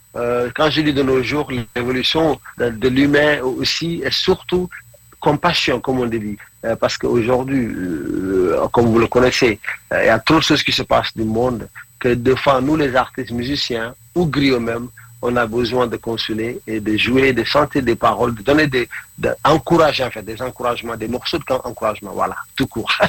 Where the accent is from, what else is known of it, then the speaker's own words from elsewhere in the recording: Senegal; first language Mandinka; French is a second language; moved away as an adult; also born or lived in Norway / India; now in England, United Kingdom; je suis du Sénégal